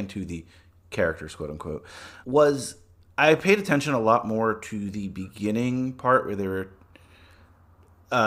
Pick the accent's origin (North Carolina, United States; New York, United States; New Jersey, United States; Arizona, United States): New Jersey, United States; I grew up in New Jersey, in a pretty liberal town in a very liberal state